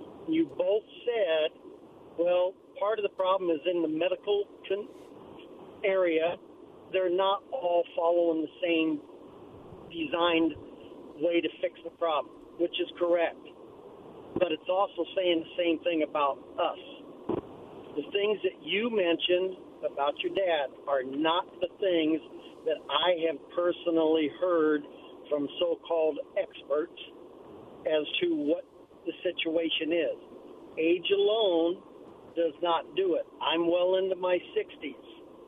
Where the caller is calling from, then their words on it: Pasco, Washington, United States; … over in Pasco.